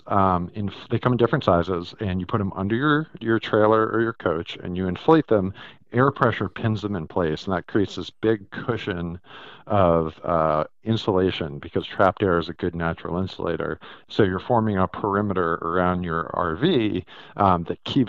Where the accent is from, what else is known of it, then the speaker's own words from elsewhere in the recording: Connecticut, United States; also born or lived in New York City; I'm from Connecticut. I grew up here and it gets cold.